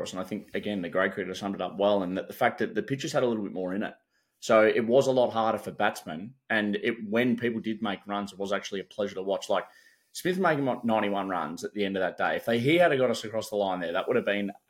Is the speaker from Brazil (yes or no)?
no; Australia; but like me as an Aussie cricket fan